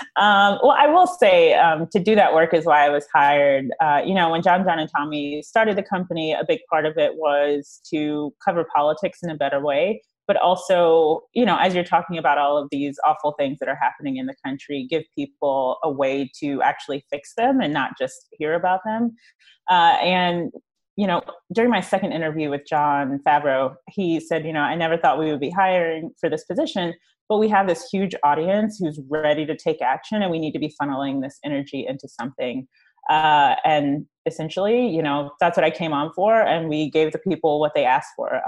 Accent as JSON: {"language": "English", "region": "East Coast", "country": "United States", "moved": "as an adult", "lives_now": "Los Angeles, United States", "said": "I am from the East Coast. Uh, I just moved to L A two and a half years ago"}